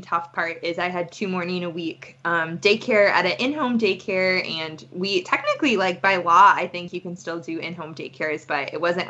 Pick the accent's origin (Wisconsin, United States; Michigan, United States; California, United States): Wisconsin, United States; Madison; also born or lived in Milwaukee suburbs, Wisconsin; Proud Wisconsin Badger is born and raised in Wisconsin. Man, I grew up in Madison